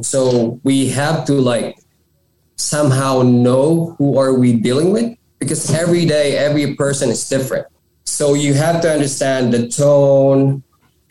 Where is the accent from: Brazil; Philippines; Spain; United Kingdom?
Philippines; moved away as an adult; now in Edmonton, Canada; From the Philippines. I have like a nursing degree